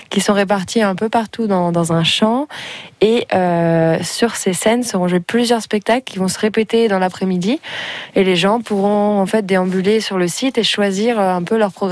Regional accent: Andouillé, Pays de la Loire, France; C'est dans la maison de mes parents. Et puis c'est à la campagne. Et c'est vrai que c'est là où j'ai grandi et un lieu auquel je suis très attachée

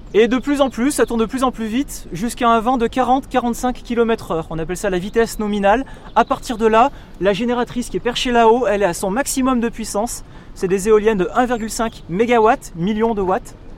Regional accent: Ally, Auvergne-Rhône-Alpes, France; je suis d'Ali

